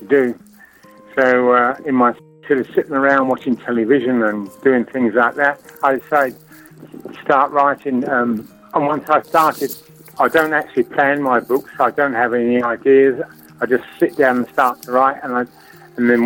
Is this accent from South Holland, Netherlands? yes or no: no; Tilburg, North Brabant, Netherlands; moved away as an adult; I come from Tilburg.